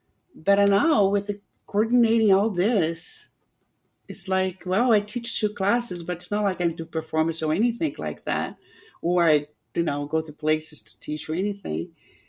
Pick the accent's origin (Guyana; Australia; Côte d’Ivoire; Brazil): Brazil; now in United States; I was so lucky that I met my husband a few months I got in the United States. And even being like an American, he's so supportive of everything and so respectful of myself being Brazilian, you know?